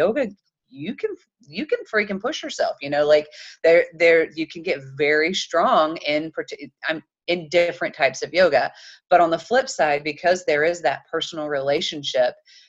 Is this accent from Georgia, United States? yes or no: no; Chattanooga, Tennessee, United States; I'm from Chattanooga, Tennessee. We kind of joke and say we're the belt buckle of the Bible Belt